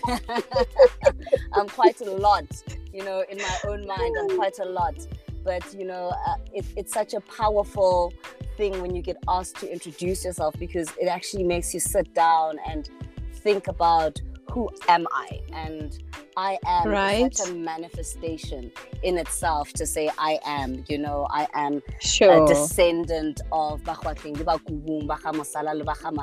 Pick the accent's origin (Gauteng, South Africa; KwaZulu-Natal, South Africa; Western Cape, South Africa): Western Cape, South Africa; Cape Town; I grew up, I mean, I was born in Cape Town in 1983